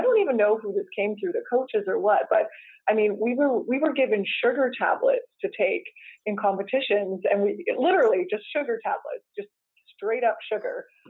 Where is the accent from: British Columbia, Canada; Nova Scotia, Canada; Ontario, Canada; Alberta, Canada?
British Columbia, Canada; Coquitlam; I grew up in Coquitlam